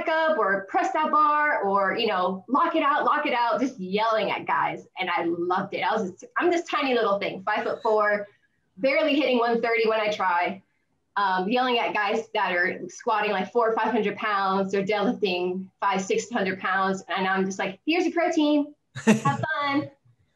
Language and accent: English; Florida, United States; moved away as an adult; now in Ohio, United States; I was born and raised in Florida. So before August 2018, I was never living in any other state than Florida